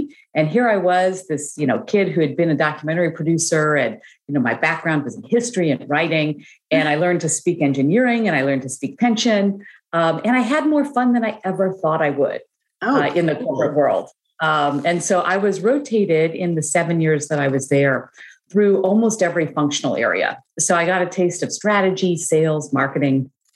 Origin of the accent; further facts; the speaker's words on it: United States; also born or lived in Chicago / Brussels, Belgium; growing up in the United States